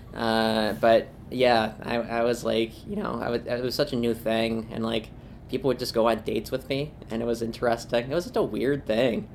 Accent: Springfield, Ohio, United States; moved away; also born or lived in Buffalo, New York; I actually grew up about uh, thirty minutes from Columbus in Springfield, oh, okay. Ohio. Um, I was born in Buffalo, lived in Springfield for 15 years

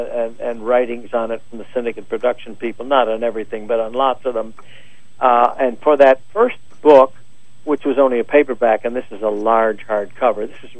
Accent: Elmira, New York, United States; born or raised there

